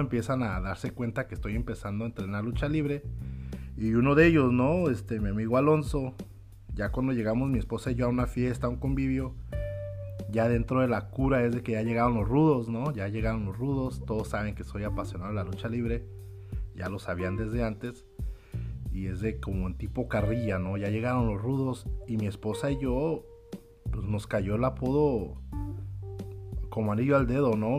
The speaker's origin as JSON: {"language": "Spanish", "town": "Tijuana", "region": "Baja California", "country": "Mexico", "tie": "born or raised there", "moved": "yes", "lives_now": "United States", "said": "yo crecí en Tijuana, soy nacido en la ciudad de Tijuana"}